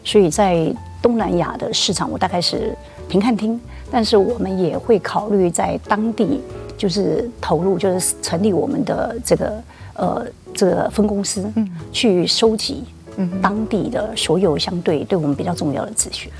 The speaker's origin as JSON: {"language": "Chinese", "country": "Taiwan", "tie": "born or raised there", "said": "我就在眷村边边长大的小孩"}